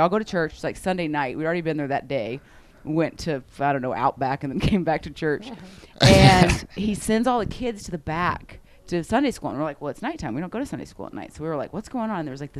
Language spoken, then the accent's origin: English; the South, United States; I grew up in the South in a Pentecostal church